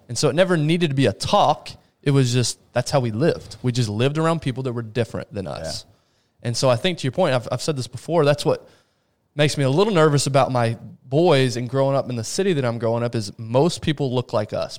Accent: Abilene, Texas, United States; also born or lived in Rio de Janeiro, Brazil; Abilene, Texas is nothing.

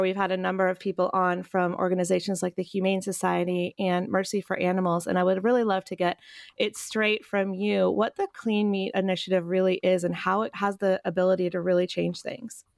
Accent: Chapel Hill, North Carolina, United States; I'm thinking about my hometown. Well, I'm from Chapel Hill, North Carolina

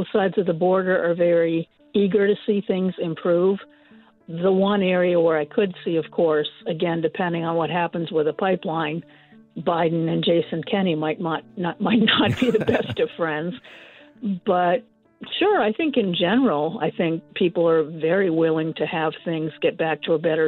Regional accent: United States; as an American

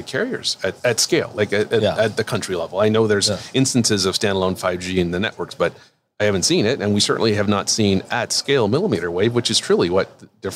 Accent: Toronto, Ontario, Canada; now in Kirkland, United States; I'm from Toronto like you are.

